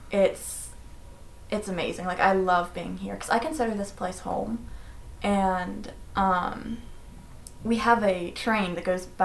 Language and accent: English; Mills River, North Carolina, United States; I'm from Mills River, North Carolina